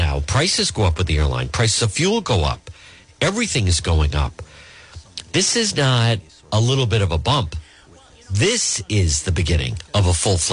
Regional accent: Providence, Rhode Island, United States; I grew up in Edgewood, right not far from there.

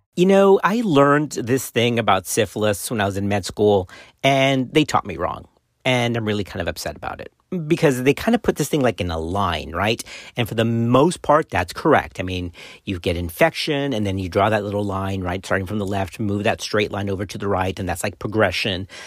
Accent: Texas, United States; my home state of Texas

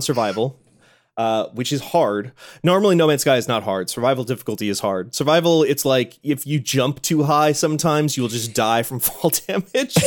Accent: Midwest, United States; I grew up in the Midwest

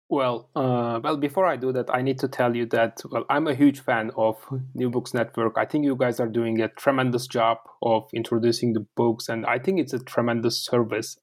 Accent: Turkey; first language Turkish; English is a second language; moved away as an adult; also born or lived in United States / Russia; I'm actually from Turkey. Uh, I was born and raised uh, there

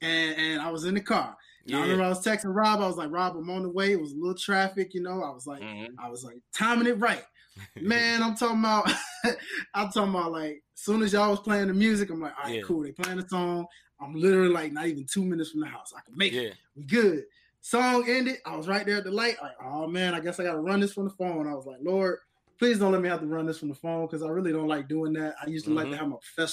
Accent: Memphis, Tennessee, United States; also born or lived in York, Pennsylvania / Virginia; now in Atlanta, United States; I'm from Memphis originally

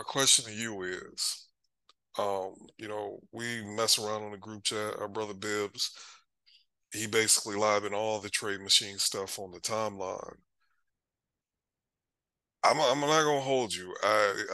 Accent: Michigan, United States; moved away; I was born in Michigan, lived there for a long time

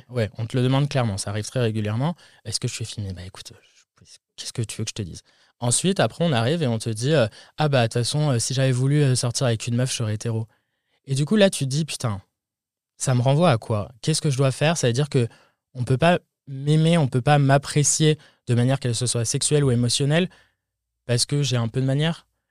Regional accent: France; moved away as an adult; now in United States; en tant que Français

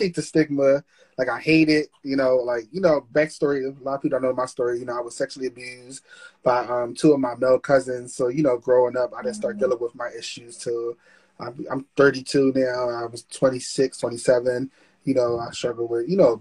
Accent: Philadelphia, Pennsylvania, United States; now in Delaware, United States; I'm from Philadelphia, but I live in Delaware

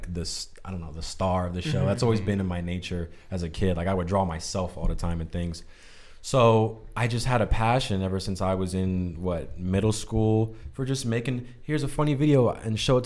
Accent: Southern Maryland, United States; moved away as an adult; also born or lived in Philadelphia, United States; now in California, United States; I'm from Southern Maryland

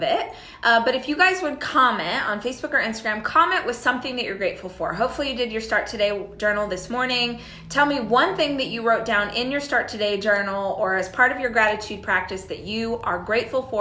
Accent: Southern California, United States; moved away as an adult; So we were both born and raised in Southern California. Up until 18 months ago, we lived in Southern California with our kids.

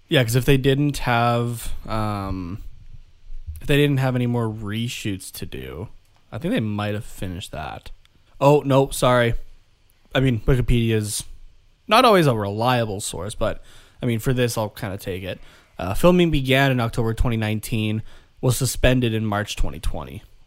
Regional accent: Canada; we're from Canada

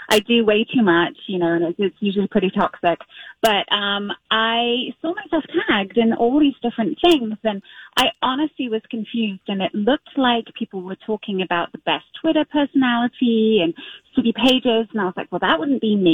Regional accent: London, United Kingdom; now in Minneapolis, United States; I was a London girl. I mean, I'm born and raised in London, and um, so we kind of compromised on Minneapolis and never looked back.

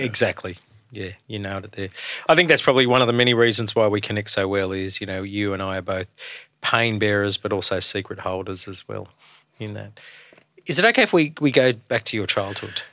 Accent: Australia; being a, a man of colour, growing up in Australia through the late seventies, early eighties

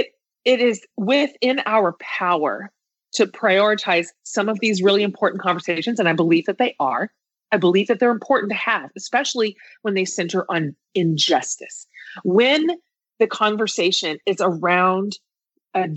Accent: Kansas, United States; now in Austin, United States; I grew up in Kansas in a very like blue collar environment

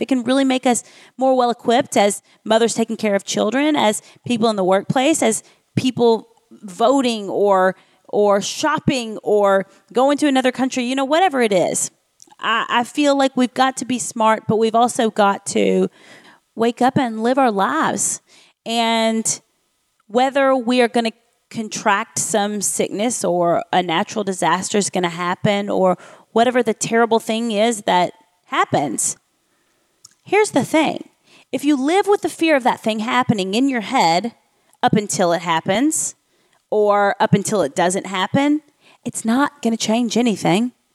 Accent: Nashville, Tennessee, United States; my hometown of Nashville, Tennessee

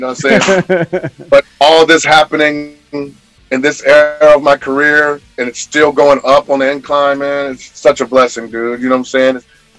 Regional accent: Midwest, United States; I'm like, I'm from the Midwest. I can't do that. I won't do that. I don't sound like that.

